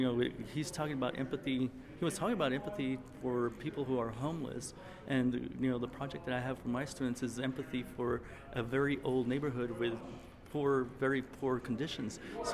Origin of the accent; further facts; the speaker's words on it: El Paso, Texas, United States; I'm from El Paso, Texas. I teach for the El Paso Community College.